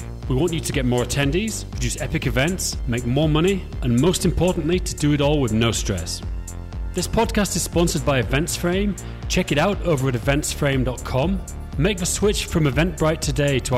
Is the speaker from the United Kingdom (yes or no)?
yes; Yorkshire and the Humber, United Kingdom; now in Prague, Czech Republic; I live in Prague. People that listen to podcasts know, but I'm from Yorkshire, West Yorkshire